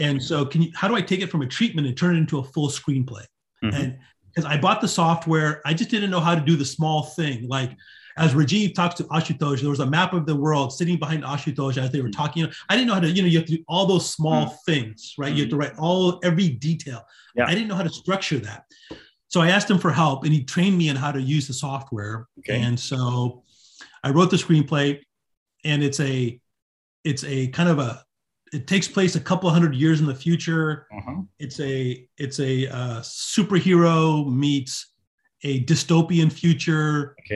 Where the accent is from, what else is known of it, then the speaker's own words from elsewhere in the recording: right outside of Hollywood, California, United States; I was born and raised right outside of Hollywood